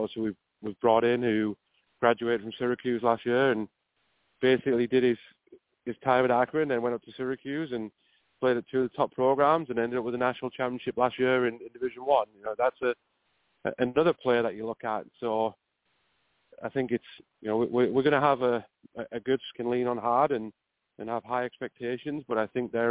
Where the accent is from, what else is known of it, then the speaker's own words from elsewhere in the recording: Middlesbrough, North East England, United Kingdom; now in Ohio, United States; I'm from Middlesbrough, originally.